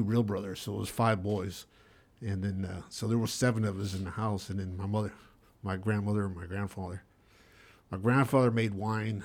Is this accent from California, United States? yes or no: yes; California, United States; also born or lived in Kansas City, Missouri; she started raising us out here in California